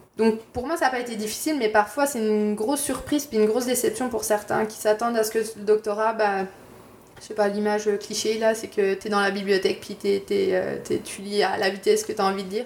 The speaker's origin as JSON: {"language": "French", "region": "Bourgogne-Franche-Comté", "country": "France", "also_born_or_lived": "Quebec City, Canada", "moved": "as an adult", "lives_now": "Montreal, Canada", "said": "je viens de Franche-Comté, je suis un peu une tricheuse. Euh, je viens de la frontière euh, avec la Suisse, donc euh, je connais ça la neige."}